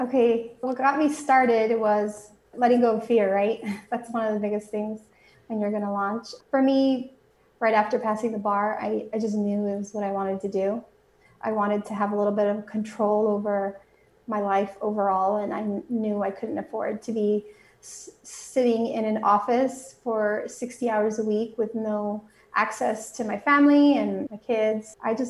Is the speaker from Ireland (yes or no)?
no; Mexico; now in United States; I was raised both in Mexico and here in the United States, so I speak Spanish